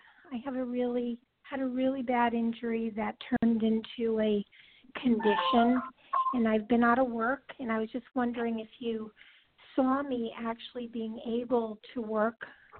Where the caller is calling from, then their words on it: California, United States; Hi, this is …, and I'm from California.